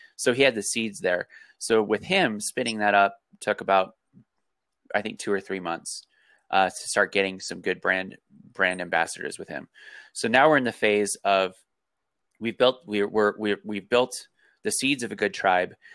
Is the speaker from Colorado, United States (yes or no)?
yes; Colorado, United States; I grew up in Colorado